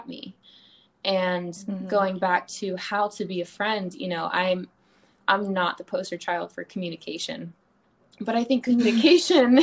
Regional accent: the South, United States; moved away as an adult; also born or lived in Charleston; now in Los Angeles, United States; I grew up in the South

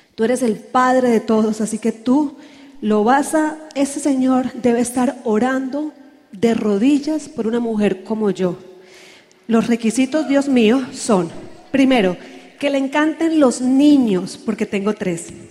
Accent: Santander, Colombia; en mi tierra dice que los santanderianos somos los bravos del país

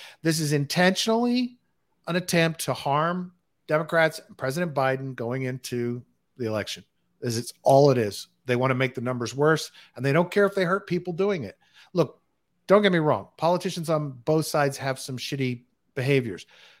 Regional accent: Texas, United States; It's pretty easy to be a fucking nut job in Texas. Let me tell you, I grew up

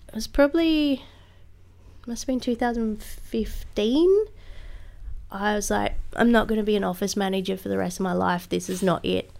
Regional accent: Tasmania, Australia; I grew up in Tassie

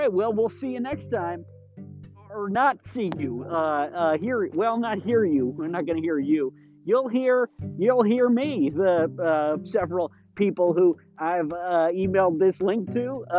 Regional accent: Glenview, Illinois, United States; behind my elementary school, that's behind the house that I grew up in here in Glenview, Illinois.

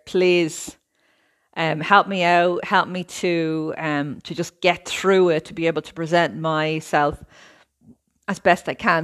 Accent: Ireland; moved away as an adult; now in Italy; I'm Irish, I lived in Ireland all of my life, I'm now living in Italy.

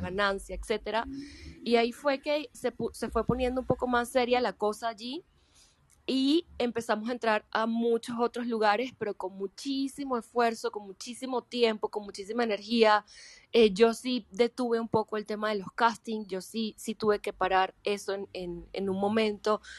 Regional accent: Venezuela; yo soy actriz venezolana

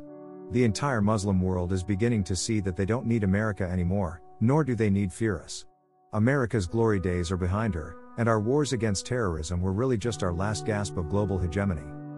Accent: Missouri, United States; my home state of Missouri

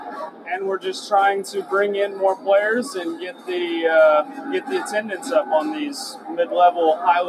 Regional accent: Wichita, Kansas, United States; I'm from Wichita, Kansas.

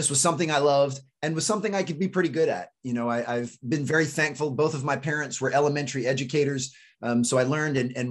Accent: D.C., suburb of Maryland outside Washington, United States; also born or lived in North Carolina; I grew up right outside of Washington, D.C. in a suburb of Maryland.

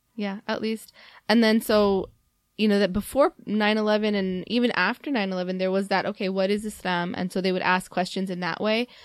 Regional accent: Mississippi, United States; now in Chicago, United States; growing up in Mississippi

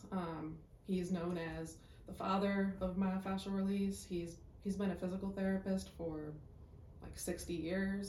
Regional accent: Chicago, Illinois, United States; I'm from Chicago, went to Chicago State University

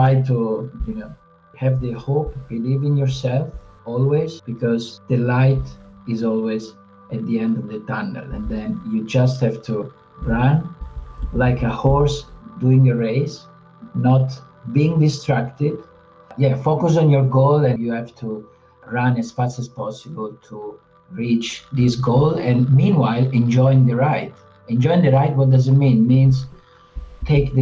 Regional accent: Amandola, Marche, Italy; now in Zurich, Switzerland; So I'm from Italy, and my little town is called Amandola

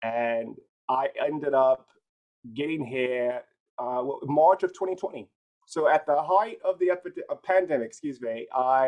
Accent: Chicago, Illinois, United States; born there; now in Los Angeles, United States; So I was born in Chicago. I'm currently located in Los Angeles, but I was born in Chicago.

